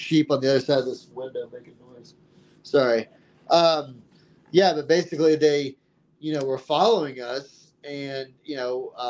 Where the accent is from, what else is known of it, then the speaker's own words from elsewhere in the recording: Texas, United States; moved away as an adult; I came from Texas where, you know, I was put in jail for, you know, cannabis possession multiple times and, you know, always just looking over my shoulder, like you said, and, you know, moving to Colorado.